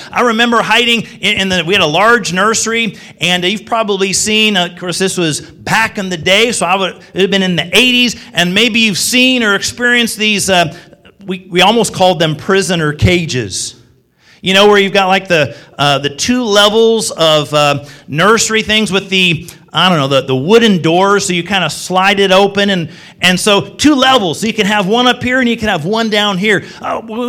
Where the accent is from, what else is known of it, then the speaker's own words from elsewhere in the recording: Springfield, Illinois, United States; I was a kid between the ages of 4 and 14 growing up in Springfield, Illinois